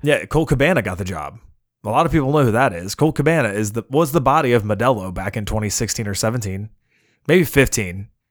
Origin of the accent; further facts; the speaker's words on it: United States; I'm the American mark in that lineup